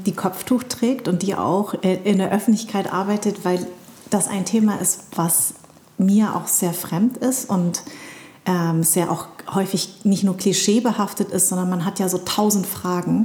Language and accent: German; Darmstadt, Hesse, Germany; born or raised there